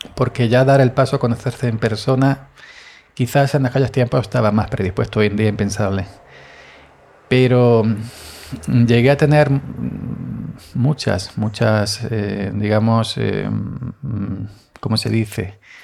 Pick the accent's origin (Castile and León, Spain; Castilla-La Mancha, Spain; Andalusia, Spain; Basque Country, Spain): Andalusia, Spain; Andaluz, soy andaluz